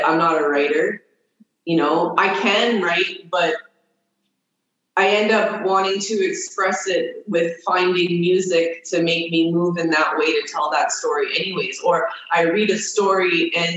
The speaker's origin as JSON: {"language": "English", "town": "Toronto", "region": "Ontario", "country": "Canada", "tie": "born or raised there", "also_born_or_lived": "Nova Scotia / Kitigan Zibi reserve near Ottawa", "moved": "as an adult", "lives_now": "Algonquin reserve near Ottawa, Canada", "said": "I grew up in Toronto most of my life. I lived there for 18 years"}